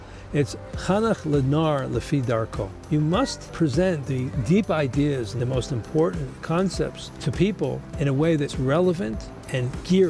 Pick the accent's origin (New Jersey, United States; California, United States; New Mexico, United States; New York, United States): New Jersey, United States; Fair Lawn; moved away as an adult; also born or lived in College Park, Maryland; now in Jerusalem, Israel; Fair Lawn, New Jersey. Well, I grew up in Fair Lawn. I went to Fair Lawn High School, went to Hebrew school, afternoon Hebrew school